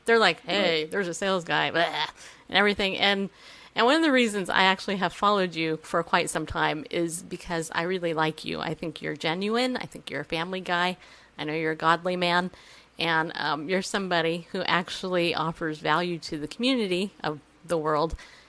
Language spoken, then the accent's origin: English; New York, United States; I'm not. I'm from New York